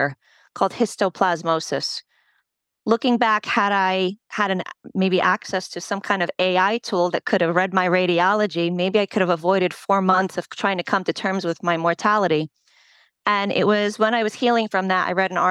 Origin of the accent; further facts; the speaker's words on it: United States; first language Polish; English is a second language; my family's from Poland. And while I was born here, I didn't speak English while I started school